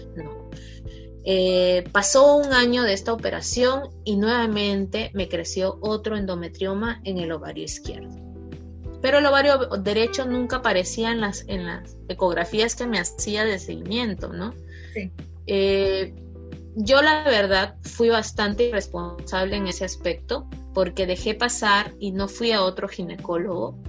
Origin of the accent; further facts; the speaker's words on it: Lambayeque, Peru; me transfirieron nuevamente a mi ciudad de origen, que es Lambayeque